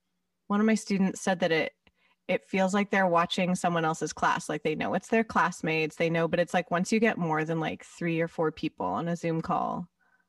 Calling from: West Hollywood, California, United States; I am calling from West Hollywood.

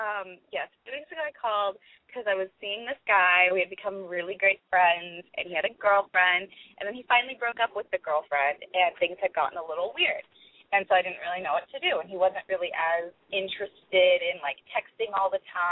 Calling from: California, United States; I'm 21. I'm calling from the Bay Area in California.

